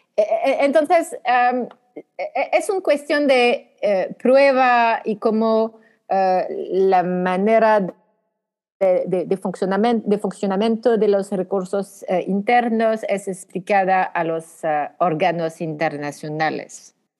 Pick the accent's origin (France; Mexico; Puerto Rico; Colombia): France; accent: French; Spanish is a second language; Soy francesa. Soy francesa